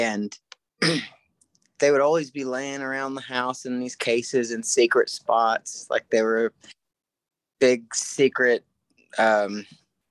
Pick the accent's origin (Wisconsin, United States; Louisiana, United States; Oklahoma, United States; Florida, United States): Oklahoma, United States; near Enid; about 45 minutes away from my hometown